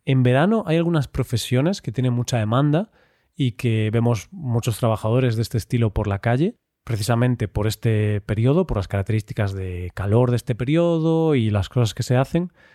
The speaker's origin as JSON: {"language": "Spanish", "town": "Vigo", "region": "Galicia", "country": "Spain", "tie": "born or raised there", "said": "en Vigo, en mi ciudad natal, en España"}